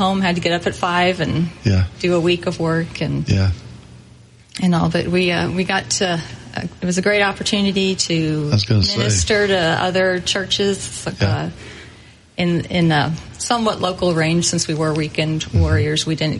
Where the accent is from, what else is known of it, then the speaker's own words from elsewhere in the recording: Baltimore, Maryland, United States; born there; also born or lived in Los Angeles; Well, I was born in Baltimore, Maryland, and my father worked as a civilian contractor at the Department of Defense, and so we moved around often